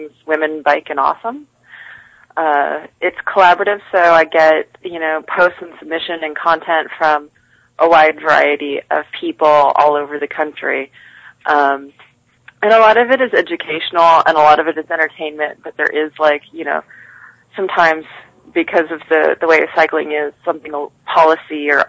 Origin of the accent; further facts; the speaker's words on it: Midwest, United States; now in New York, United States; I grew up in the Midwest where, you know, they only close the elementary schools at like negative 40 below